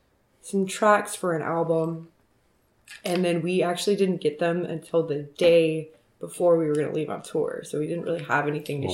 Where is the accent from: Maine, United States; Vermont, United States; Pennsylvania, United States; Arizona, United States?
Arizona, United States; originally, I'm from Arizona. I guess that's where, like, I started playing music was out there.